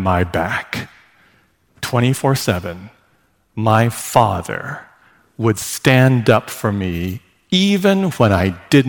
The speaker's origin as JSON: {"language": "English", "region": "California", "country": "United States", "tie": "born there", "lives_now": "Seattle, United States", "said": "I was born in California."}